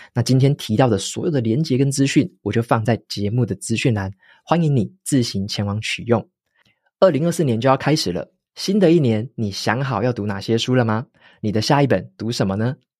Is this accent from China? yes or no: no; Taiwan; 身为台湾人的我们